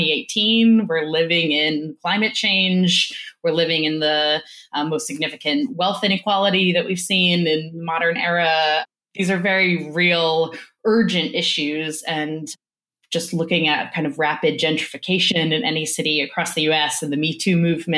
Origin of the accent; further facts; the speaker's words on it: New Orleans, Louisiana, United States; moved away; I grew up in New Orleans